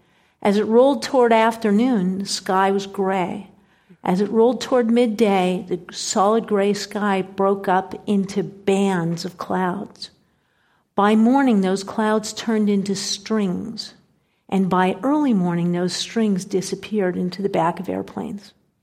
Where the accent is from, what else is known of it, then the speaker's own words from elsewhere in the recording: Pennsylvania, United States; moved away; also born or lived in Colorado Springs; I'm from Pennsylvania. I'm from a town that has been hollowed out economically. We used to have manufacturing in our town. We used to have railroads. We used to build railroad cars.